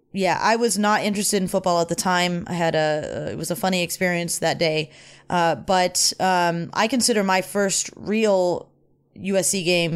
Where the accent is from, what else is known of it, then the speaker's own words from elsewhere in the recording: Los Angeles, California, United States; I'm from Van Nuys. I love Van Nuys.